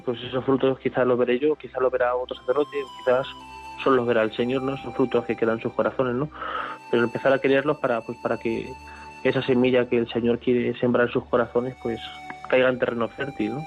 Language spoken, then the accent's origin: Spanish; not far from Santa Cruz de la Zarza, Castilla-La Mancha, Spain; la que yo he crecido, ¿no? Pues aquí no está muy, muy lejos de mi pueblo